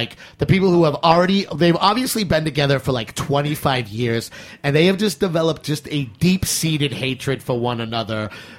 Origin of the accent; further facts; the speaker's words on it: Massachusetts, United States; I'm from Massachusetts